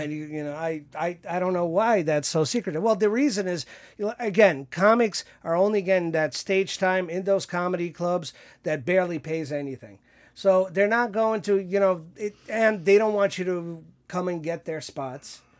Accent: New York City, New York, United States; Growing up in New York, I've never held a gun in my life

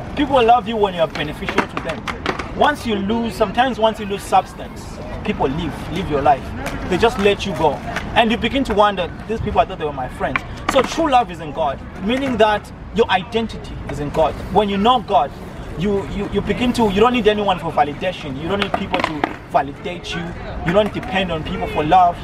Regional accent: Zimbabwe; moved away as an adult; also born or lived in South Africa; now in Galway, Ireland; I was born in Zimbabwe. You know, I was born in Zimbabwe. I lived in Zimbabwe almost all my life.

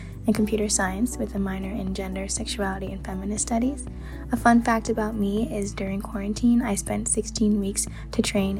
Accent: Cornwall, New York, United States; I'm from Cornwall, New York.

